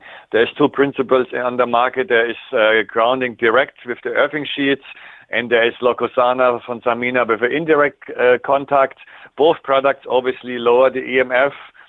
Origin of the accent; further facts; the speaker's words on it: Canada; It's similar in my home country, Canada, where we're using maple syrup in the winter time